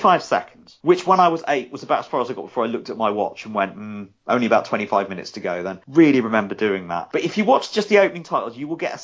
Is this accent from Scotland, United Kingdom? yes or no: no; Swansea, Wales, United Kingdom; And I grew up in Swansea and indeed live there back there now.